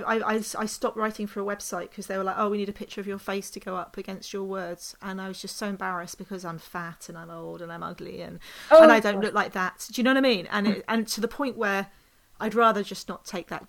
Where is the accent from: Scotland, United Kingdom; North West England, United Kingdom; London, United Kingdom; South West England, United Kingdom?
London, United Kingdom; I grew up in London